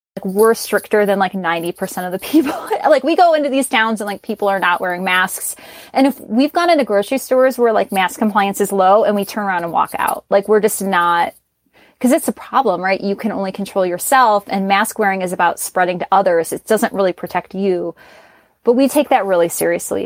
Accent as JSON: {"language": "English", "town": "Chicago", "region": "Illinois", "country": "United States", "moved": "yes", "said": "I'm originally from Chicago or I'm from Chicago"}